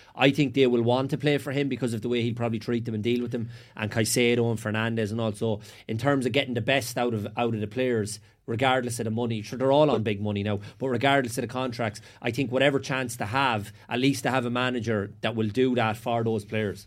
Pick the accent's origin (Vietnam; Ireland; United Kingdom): Ireland; Sligo, Connacht; I was from Sligo